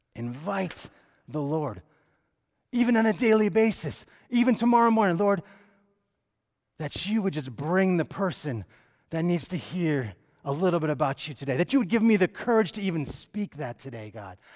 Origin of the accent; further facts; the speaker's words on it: Connecticut, United States; moved away as an adult; also born or lived in Phoenix, Arizona; I grew up in Connecticut.